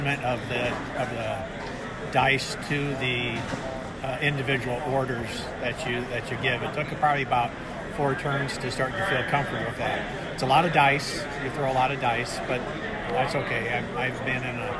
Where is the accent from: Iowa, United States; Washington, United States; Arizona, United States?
Iowa, United States; Des Moines; I'm from the Des Moines area